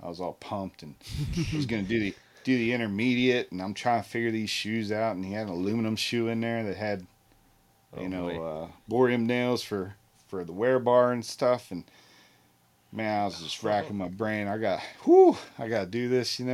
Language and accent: English; Pennsylvania, United States